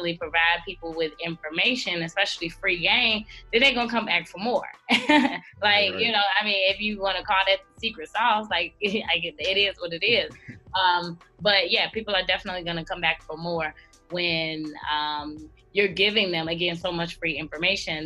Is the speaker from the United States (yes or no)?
yes; Chicago, Illinois, United States; I am 27 years old from Chicago, Illinois, born and raised. I represent the South Side, born and raised.